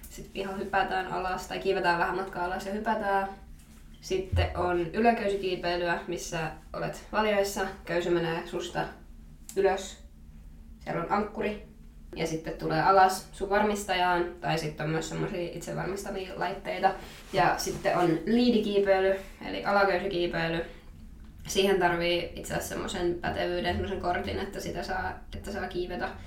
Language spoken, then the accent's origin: Finnish; Miehikkälä, Kymenlaakso, Finland; moved away as an adult; now in Raisio, Finland; mä tuun miehikkelästä.